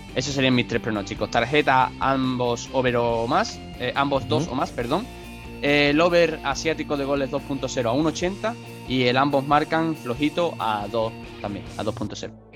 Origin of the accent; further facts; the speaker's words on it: Spain; yo soy español